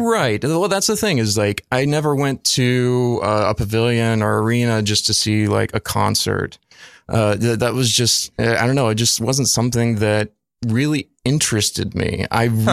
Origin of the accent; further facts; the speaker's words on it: Lufkin, Texas, United States; moved away as an adult; also born or lived in Southeast Georgia; now in Brooklyn, United States; born and raised East Texas and um, spent nine years of my youth actually in uh, Southeast Georgia